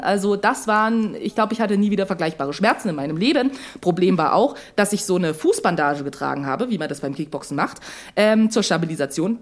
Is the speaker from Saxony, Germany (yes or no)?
yes; Dresden, Saxony, Germany; als eine gebürtige Dresdnerin